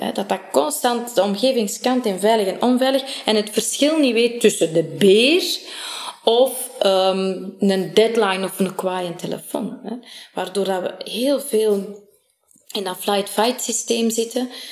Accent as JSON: {"language": "Dutch", "town": "Sint-Niklaas", "region": "Flanders", "country": "Belgium", "tie": "born or raised there", "said": "ik ben in Sint-Niklaas geboren en getoren, getogen"}